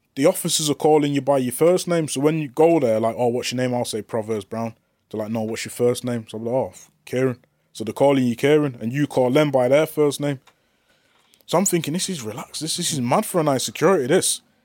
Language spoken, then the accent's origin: English; Manchester, North West England, United Kingdom; I'm from Manchester